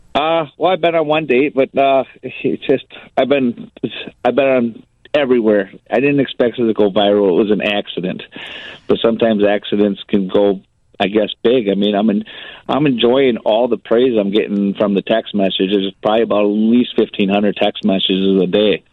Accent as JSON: {"language": "English", "town": "Park Ridge", "region": "Illinois", "country": "United States", "tie": "born or raised there", "moved": "yes", "lives_now": "Beloit, United States", "said": "I was born on uh, in, in Park Ridge, Cook County"}